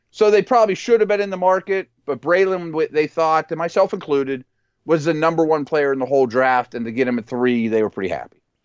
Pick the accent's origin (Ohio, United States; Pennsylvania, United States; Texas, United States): Pennsylvania, United States; Pittsburgh; I'm from Pittsburgh, I live in Pittsburgh